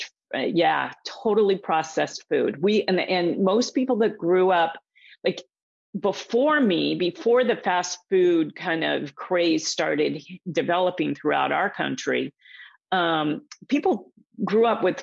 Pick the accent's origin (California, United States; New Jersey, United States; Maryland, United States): California, United States; Southern; I grew up out here in Southern California, where I am right now.